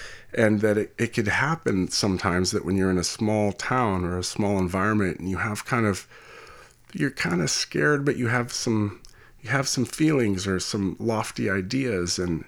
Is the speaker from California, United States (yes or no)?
yes; California, United States; being a Californian and raised for half my life here, I just have like a lot of respect for people who can like withstand that kind, those kind of temperatures.